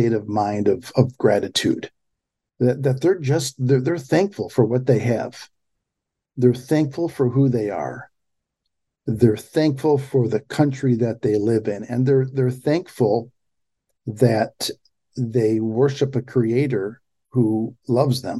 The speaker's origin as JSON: {"language": "English", "town": "Pontiac", "region": "Michigan", "country": "United States", "tie": "born or raised there", "said": "I grew up in, I was born in Pontiac, Michigan, 30 miles north of Detroit"}